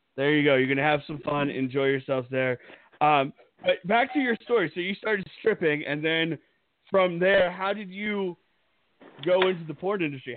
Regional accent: Pennsylvania, United States; moved away; I grew up in Pennsylvania

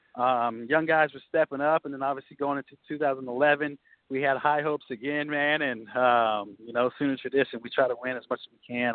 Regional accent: Norman, Oklahoma, United States; I'm from Norman, Oklahoma

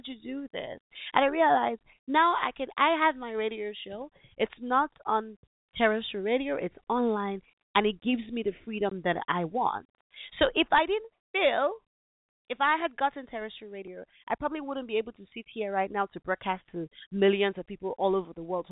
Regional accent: Nigeria; my home country

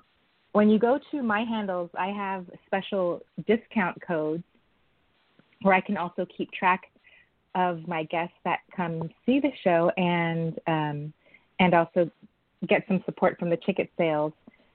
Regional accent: San Francisco, California, United States; I was born and raised in San Francisco

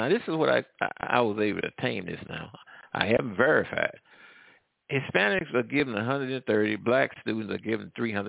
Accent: St. Louis, Missouri, United States; now in Louisiana, United States; I'm from the St. Louis area.

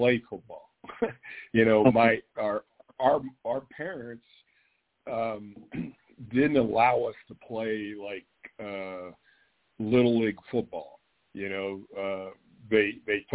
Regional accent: Western Pennsylvania, United States; moved away; growing up in Western Pennsylvania

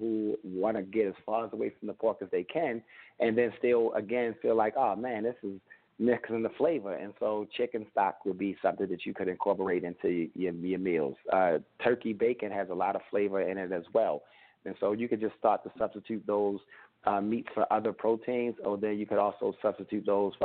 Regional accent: Baltimore, Maryland, United States; my program initially launched in Baltimore City, my hometown

